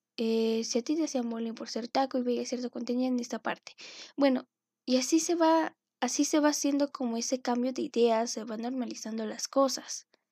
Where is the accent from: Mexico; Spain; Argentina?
Mexico; tanto como latino o como mexicano